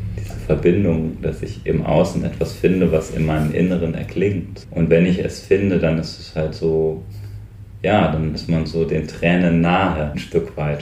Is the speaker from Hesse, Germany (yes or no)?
yes; North Hesse, Germany; also born or lived in Westerwald; now in Brandenburg, Germany; ich bin halt in Nordhessen aufgewachsen